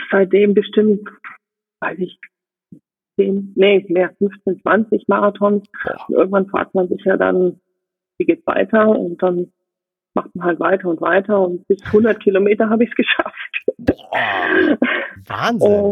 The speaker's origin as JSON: {"language": "German", "region": "Rhineland", "country": "Germany", "tie": "born there", "moved": "yes", "said": "Gebürtig bin ich aus dem Rheinland, bin da aber sehr schnell äh, weggezogen, nicht weil es was Schönes, sondern weil es mich in die Welt gezogen hat"}